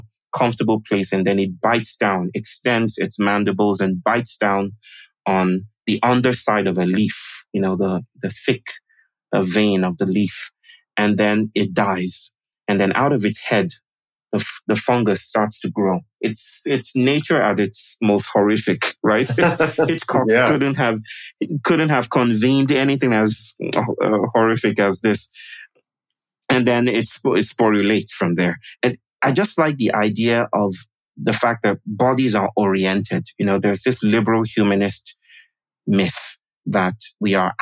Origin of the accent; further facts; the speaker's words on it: Nigeria; moved away as an adult; now in Chennai, India; I'm born to my wonderful mother and father from the Yoruba people in Nigeria. So I'm actually Nigerian.